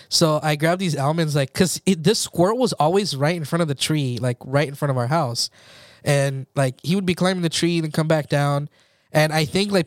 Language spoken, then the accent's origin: English; United States; born or raised there